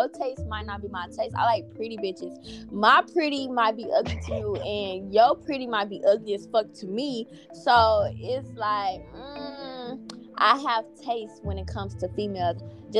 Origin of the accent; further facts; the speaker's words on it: Tulsa, Oklahoma, United States; also born or lived in Grenada, Mississippi; I'm from Grenada, Mississippi. I grew up in Tulsa, Oklahoma. And currently I'm trying to relocate to Atlanta.